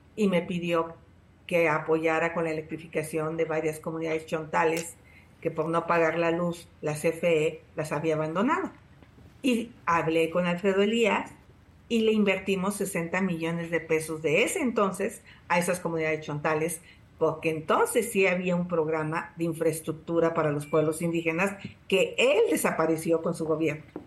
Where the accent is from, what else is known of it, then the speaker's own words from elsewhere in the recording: Tepatepec, Hidalgo, Mexico; Desde los 14 años, 12 años empecé a luchar contra el cacique de mi pueblo, Felipe Contreras, en Tepatepec